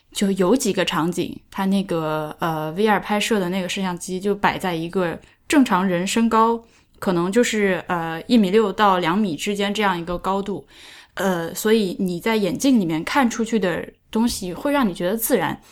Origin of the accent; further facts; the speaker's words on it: Hubei, China; accent: Henan-sounding; 我的老家是离河南比较近的地方，所以我们家，我们家话念出来其实是河南味儿的，完全没有就是那个湖北南部的那个屌屌的语气